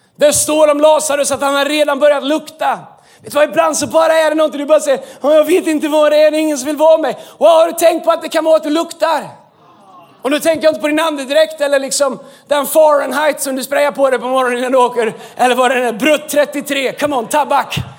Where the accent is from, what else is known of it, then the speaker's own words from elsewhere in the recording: Sweden; vi är svenskar